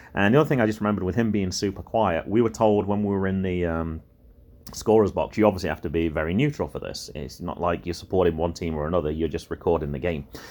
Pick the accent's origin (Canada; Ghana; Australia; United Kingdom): United Kingdom; England; accent: English; moved away; my accent was English